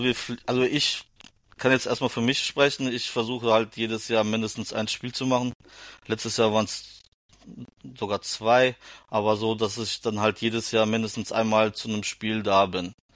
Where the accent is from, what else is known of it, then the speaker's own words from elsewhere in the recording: Germany; als Deutscher